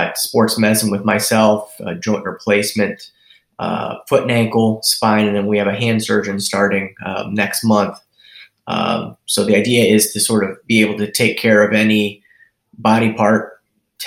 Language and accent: English; Cleveland, Ohio, United States; moved away as an adult; also born or lived in Cincinnati, Ohio; Originally, I'm from Cleveland, Ohio area